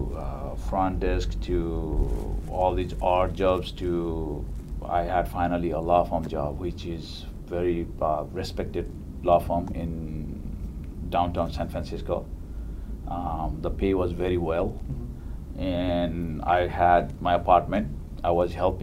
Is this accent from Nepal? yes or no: yes; Nepal; moved away as an adult; now in New York City, United States; I was raised in Nepal. I came to this country more than a decade and a half ago